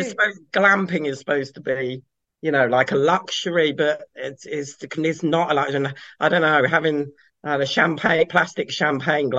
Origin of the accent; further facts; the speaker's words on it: Kent, South East England, United Kingdom; moved away; also born or lived in Cheshire / Pembrokeshire, Wales; I grew up in Kent